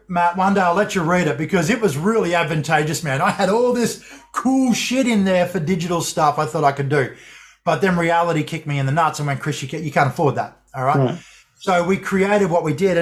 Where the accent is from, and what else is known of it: Australia